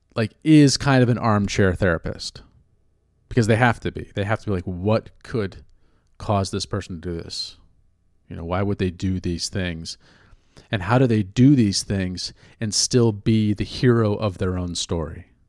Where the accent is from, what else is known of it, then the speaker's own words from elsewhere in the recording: California, United States; now in New York, United States; I grew up in California